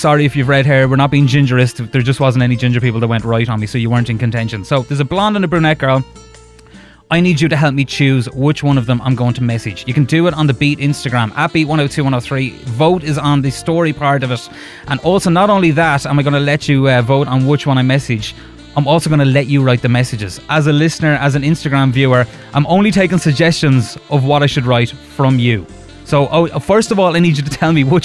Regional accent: Wexford, Leinster, Ireland; I'm from Wexford.

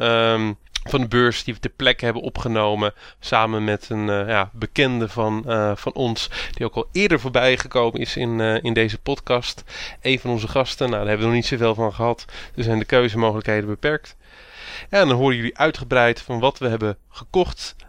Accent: Randstad, Netherlands; Ik kom zelf uit de Randstad

